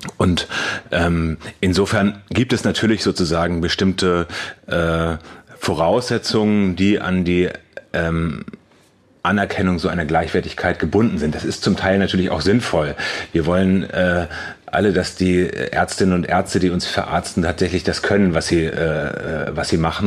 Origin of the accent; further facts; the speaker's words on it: Cologne, North Rhine-Westphalia, Germany; da, wo ich herkomme aus Köln